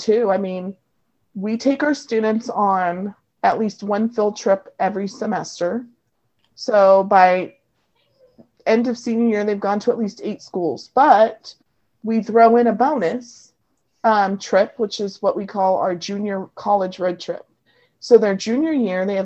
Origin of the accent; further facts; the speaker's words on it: California, United States; my hometown is sandwiched right between the two schools